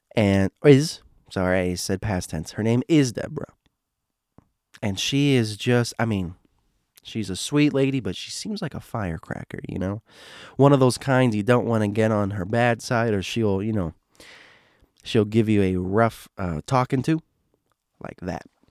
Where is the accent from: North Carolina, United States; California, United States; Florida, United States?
Florida, United States; I'm from Florida